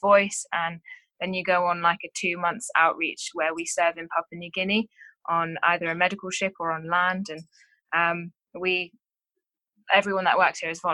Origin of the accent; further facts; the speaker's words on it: England, United Kingdom; moved away as an adult; now in Townsville, Australia; I am from England.